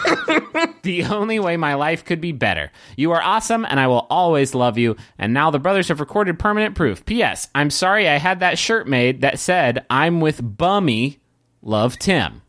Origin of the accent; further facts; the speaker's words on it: Huntington, West Virginia, United States; now in Austin, United States; we grew up in Huntington and moved in different directions throughout the country